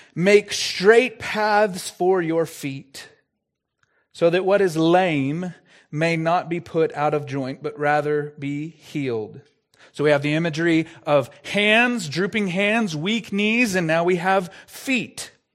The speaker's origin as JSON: {"language": "English", "region": "Texas", "country": "United States", "said": "I'm from Texas"}